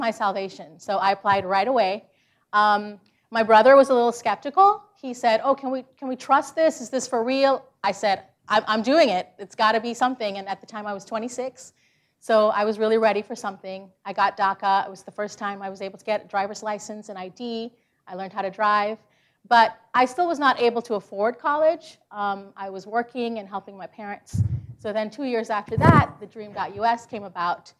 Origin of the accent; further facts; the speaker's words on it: Georgia, United States; also born or lived in Guyana; I grew up in Georgia, rural Georgia, where there was no public transportation